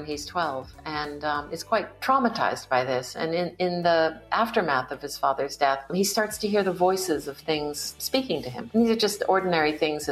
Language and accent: English; East Coast of the United States, United States; I was born in 1956 in the United States on the East Coast too. And there were not a lot of Asian Americans around in the community that I grew up in.